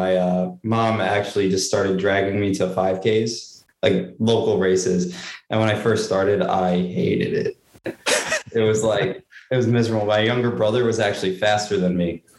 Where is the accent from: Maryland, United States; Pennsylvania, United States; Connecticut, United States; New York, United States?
New York, United States; also born or lived in Durango; where I grew up in New York, and that's where I live now.